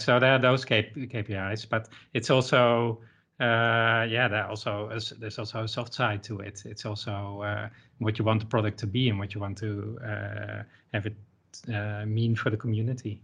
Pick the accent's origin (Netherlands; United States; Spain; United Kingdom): Netherlands; I'm from the Netherlands